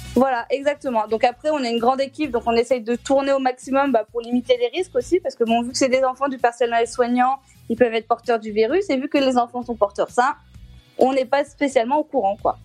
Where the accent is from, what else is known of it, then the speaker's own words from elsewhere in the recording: Clermont-Ferrand, Auvergne-Rhône-Alpes, France; je suis de Clermont-Ferrand